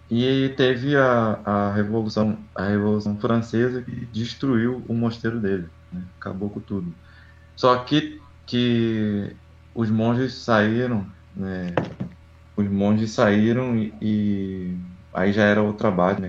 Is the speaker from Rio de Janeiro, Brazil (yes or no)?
yes; Rio de Janeiro, Brazil; Sou, sou carioca, de Campo Grande. Capital do Rio, Campo Grande